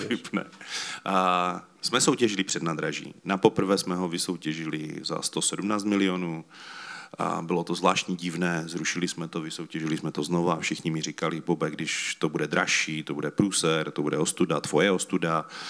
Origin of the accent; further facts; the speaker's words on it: Czechia; My jsme Češi